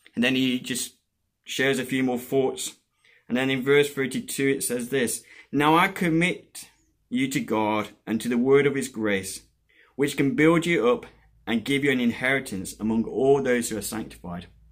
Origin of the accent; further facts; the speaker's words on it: Colombia; moved away; I was born and brought up in Colombia